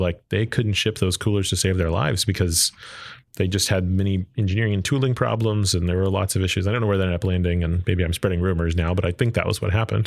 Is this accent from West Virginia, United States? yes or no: no; Arlington, Texas, United States; I grew up in Texas, uh, grew up in Arlington